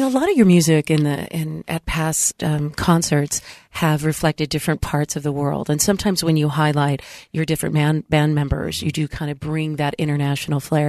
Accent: San Diego, California, United States; moved away; where I grew up in San Diego

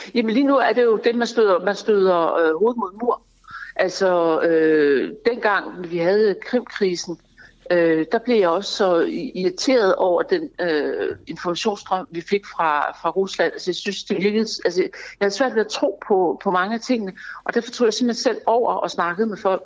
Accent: Denmark; jeg er dansker

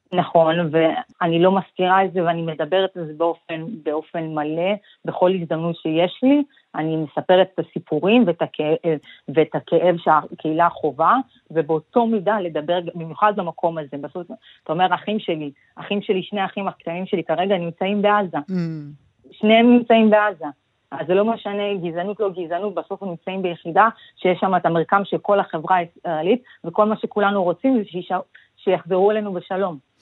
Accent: Israel; born or raised there; also born or lived in Ethiopia

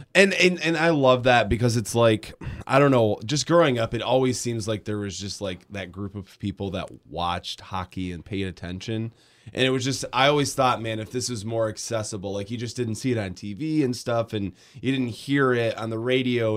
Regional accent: Grand Rapids, Michigan, United States; I grew up in Grand Rapids

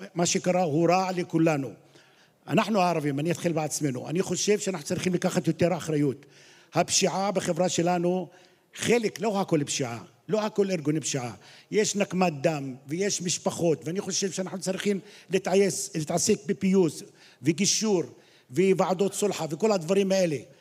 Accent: Qalansawe, Central District, Israel; אני בא מקלנסווה

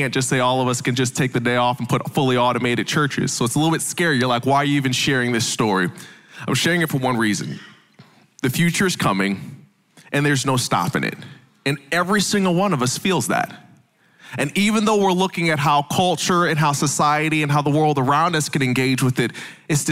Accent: the North, United States; now in the South, United States; I know I'm from the South now, but I'm originally from the North

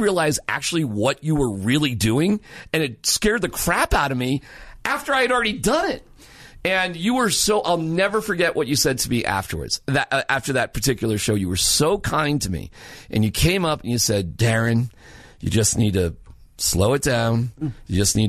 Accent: Massachusetts, United States; now in Colorado, United States; I'm from Massachusetts

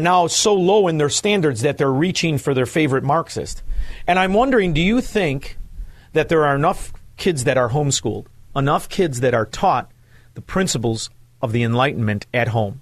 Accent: Chicago, Illinois, United States; moved away; as a Chicagoan, formerly a Chicagoan

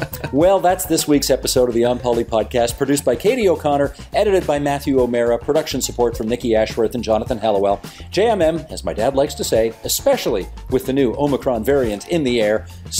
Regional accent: Hamilton, Ontario, Canada; born or raised there

